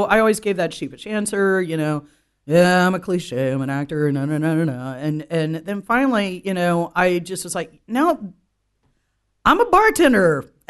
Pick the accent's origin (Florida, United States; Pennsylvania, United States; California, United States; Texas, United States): Florida, United States; I'm from Florida.